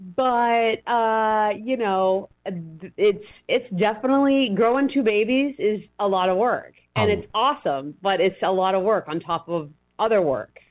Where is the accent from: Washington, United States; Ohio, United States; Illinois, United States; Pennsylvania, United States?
Washington, United States; I grew up in Washington State